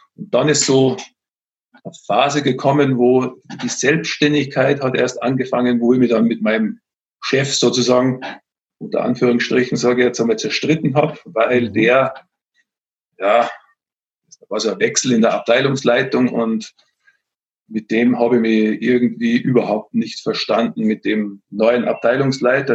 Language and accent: German; Austria; moved away as an adult; now in Bavaria, Germany; Ich komme jetzt nicht ursprünglich aus Bayern, sondern aus Österreich.